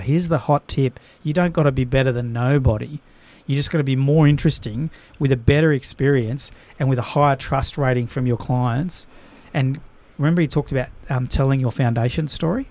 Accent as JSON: {"language": "English", "country": "Australia", "said": "as an Aussie"}